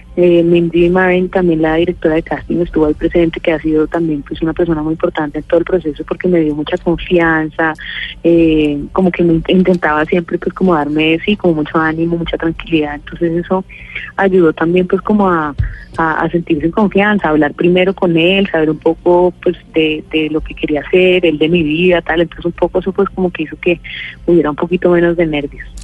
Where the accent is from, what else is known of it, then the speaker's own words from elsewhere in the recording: Colombia; yo, al ser colombiana, tengo un acento natural